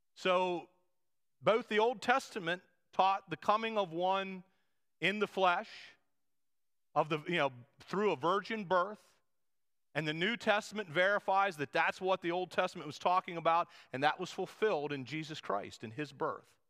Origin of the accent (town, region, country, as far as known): United States